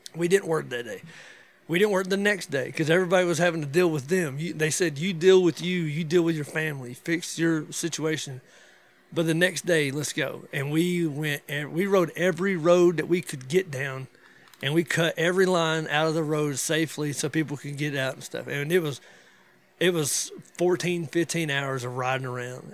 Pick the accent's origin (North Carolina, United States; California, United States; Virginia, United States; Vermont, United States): North Carolina, United States; North Georgia, Western; moved away as an adult; now in DeRidder, Louisiana, United States; I'm from North Georgia, West North Carolina